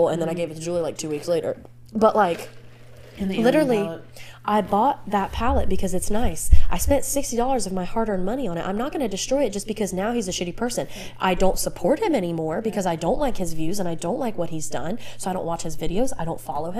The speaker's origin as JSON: {"language": "English", "country": "United States", "said": "I'm an American"}